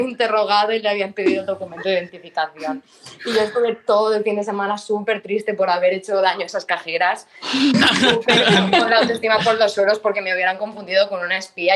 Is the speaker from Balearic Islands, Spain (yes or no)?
yes; Mallorca, Balearic Islands, Spain; moved away as an adult; now in Barcelona, Spain; somos de Mallorca